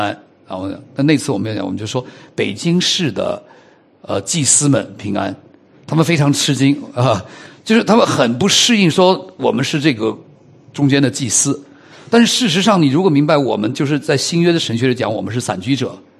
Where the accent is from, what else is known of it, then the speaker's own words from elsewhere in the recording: China; 我发现我们中国人呢，在这个认定上呢是蛮虚假的